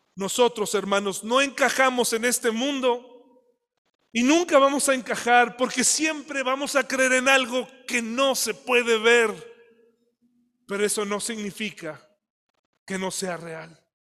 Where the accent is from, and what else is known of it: Mexico